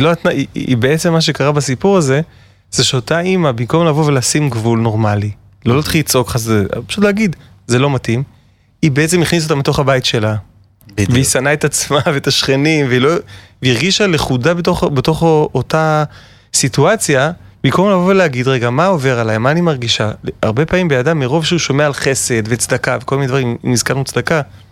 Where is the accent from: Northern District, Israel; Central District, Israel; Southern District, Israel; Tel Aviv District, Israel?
Tel Aviv District, Israel; Herzliya; אני בעצם גדלתי בתל אביב, בהרצליה פיתוח